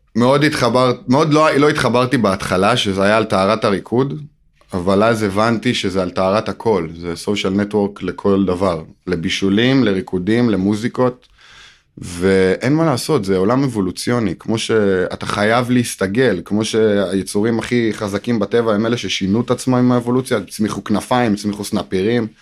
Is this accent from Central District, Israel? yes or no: yes; Modi'in, Central District, Israel; גדלתי במודיעין